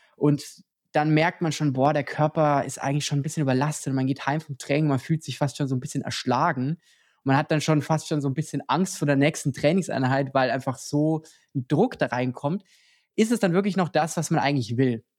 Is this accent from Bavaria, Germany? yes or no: yes; Lower Bavaria, Germany; moved away; Ich komme ja auch ursprünglich aus Niederbayern